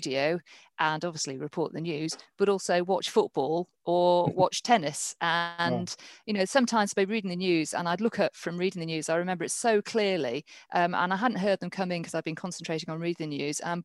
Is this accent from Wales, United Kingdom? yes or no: no; Morecambe, North West England, United Kingdom; also born or lived in Norfolk / London; now in Northampton, United Kingdom; I'm from Morecambe